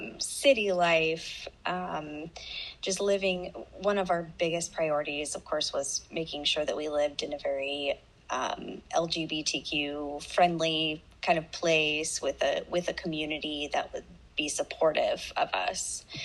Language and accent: English; Indiana, United States; moved away as an adult; now in Atlanta, United States; I was actually born and raised in Indiana. I lived there for the first 24 years of my life. So I've only been living in Georgia since 2013.